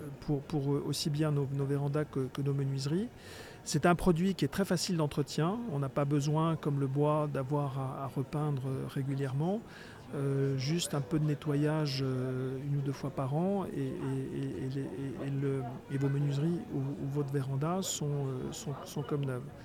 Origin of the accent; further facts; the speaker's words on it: Touraine, Centre-Val de Loire, France; moved away as an adult; also born or lived in Paris; J'avais le projet de, m'installer dans dans ma région d'origine, qui, est la Touraine